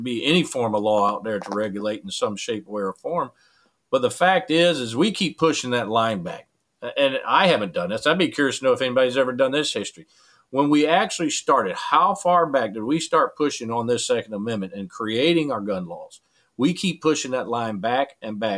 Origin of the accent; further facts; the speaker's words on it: United States; as American